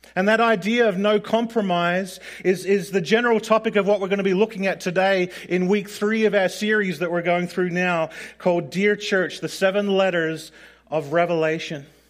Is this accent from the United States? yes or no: no; Australia; growing up in Australia